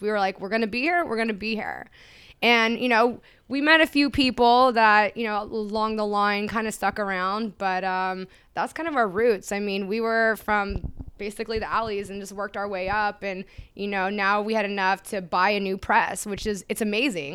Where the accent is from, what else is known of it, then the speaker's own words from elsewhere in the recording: Sacramento, California, United States; I'm from Sacramento